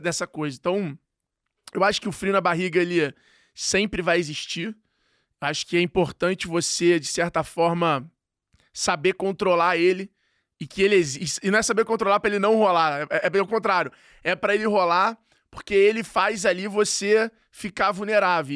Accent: Rio de Janeiro, Brazil; eu sou carioca

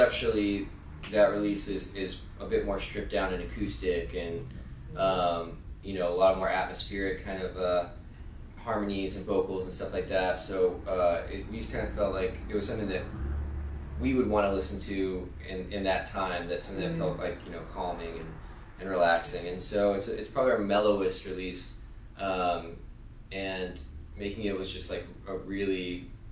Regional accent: outside of New Orleans, Louisiana, United States; we grew up outside of New Orleans

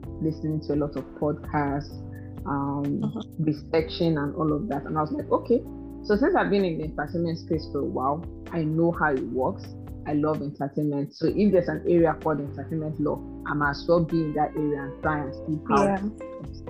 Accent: the East, eastern Nigeria, Nigeria; moved away; I grew up in the East. And most of you all know that the East is kind of litigation based.

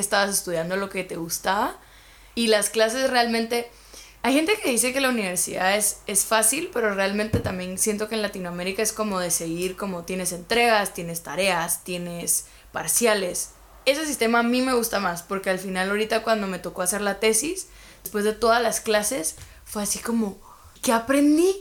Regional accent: Guatemala; moved away as an adult; now in Germany; soy de Guatemala

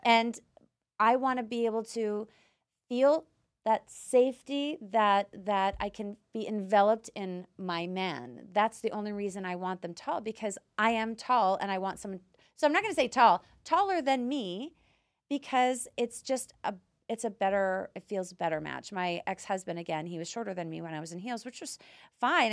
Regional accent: Canada; moved away as an adult; now in United States; I'm Canadian, so my culture is very similar to Europeans.

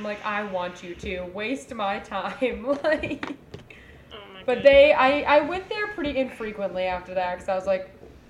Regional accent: Florida, United States; And I am from Florida, and so I had a Florida ID.

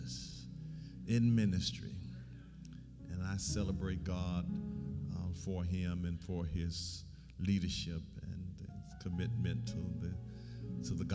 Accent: Alabama, United States; I'm from Alabama

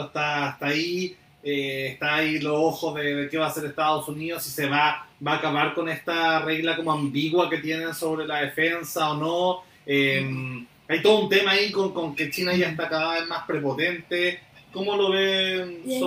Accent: Chile

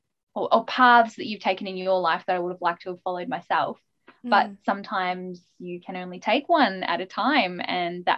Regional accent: Melbourne, Victoria, Australia; I was born in Melbourne and I'm still here

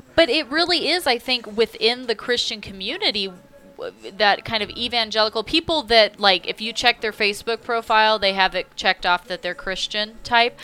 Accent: California, United States; now in North Carolina, United States; growing up in California

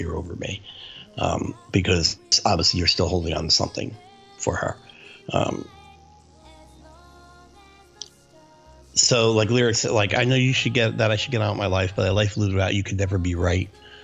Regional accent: New Jersey, United States; I grew up in New Jersey and my family's in New Jersey.

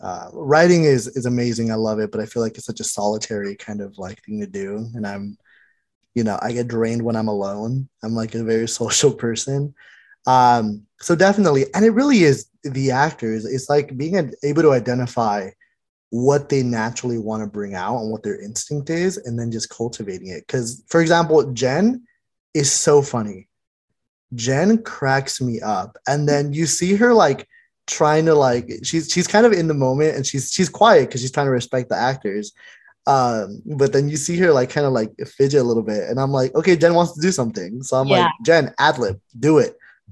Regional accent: Mexico; now in United States; because I was born and raised in Mexico, like partially raised in Mexico.

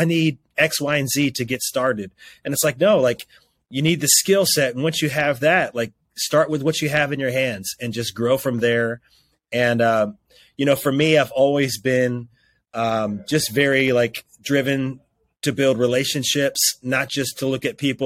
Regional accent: Roanoke, Virginia, United States; my hometown of Roanoke, Virginia

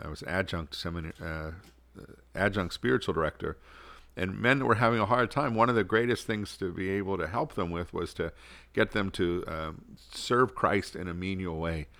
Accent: Pittsburgh, Pennsylvania, United States; moved away as an adult; also born or lived in Rome; now in St. Paul, United States; I'm originally from Pittsburgh

